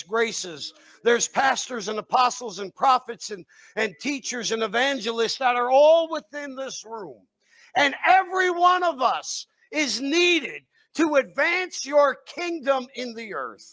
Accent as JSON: {"language": "English", "region": "New Jersey", "country": "United States", "said": "I'm from New Jersey"}